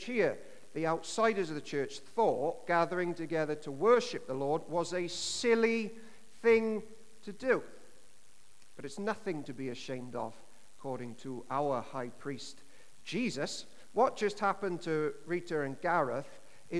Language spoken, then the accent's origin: English; Llanishen High, Wales, United Kingdom; growing up in Tonaruin and Lanishan High